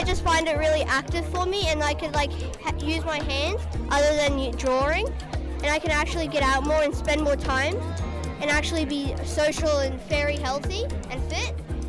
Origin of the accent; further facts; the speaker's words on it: Yeppoon, Queensland, Australia; I'm 10 years old and I'm from Yipoon.